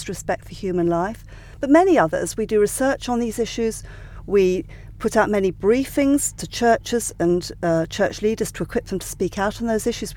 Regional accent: Sussex, South East England, United Kingdom; I grew up in Sussex

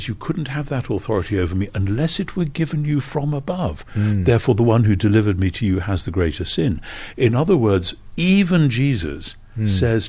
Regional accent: United Kingdom; as a Brit

